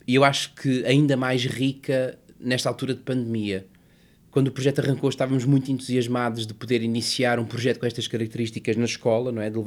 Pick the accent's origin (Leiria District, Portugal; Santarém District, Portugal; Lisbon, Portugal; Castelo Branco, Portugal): Castelo Branco, Portugal; Covilhã; born there; Que são as minhas raízes, a cidade onde eu nasci, o meu pai, as minhas irmãs, o meu avô, que entretanto faleceu